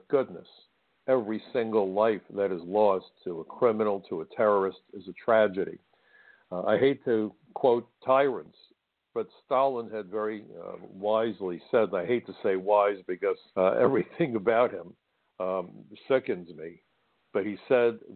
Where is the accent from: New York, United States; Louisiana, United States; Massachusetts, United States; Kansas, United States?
New York, United States; New York City; It was my hometown. I'm a native New Yorker, went to Brooklyn College. I'm Brooklyn through and through, still live in Brooklyn.